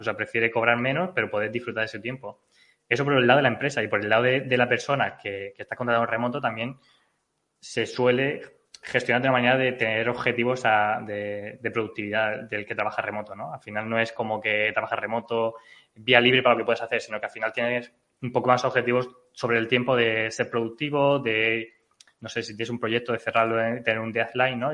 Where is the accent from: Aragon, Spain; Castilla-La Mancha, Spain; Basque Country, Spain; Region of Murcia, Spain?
Region of Murcia, Spain; yo soy murciano y hablo inglés